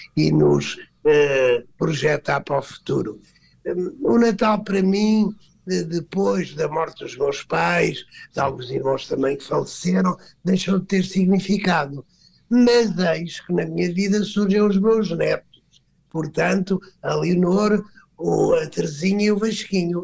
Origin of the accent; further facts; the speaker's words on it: Aldeia Nova de São Bento, Alentejo, Portugal; sou alentejano, nasci numa pequena aldeia, que é a Aldeia Nova de São Bento